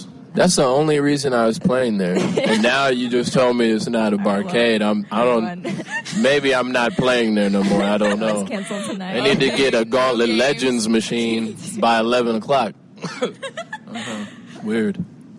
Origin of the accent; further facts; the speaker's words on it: Chicago, Illinois, United States; my hometown, Chicago, is, like, always...